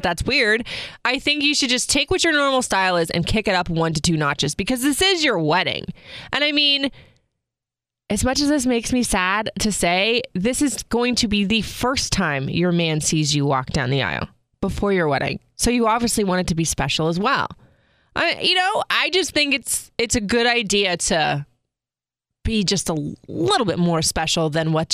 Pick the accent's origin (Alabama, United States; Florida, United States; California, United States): Florida, United States; moved away as an adult; I grew up in Florida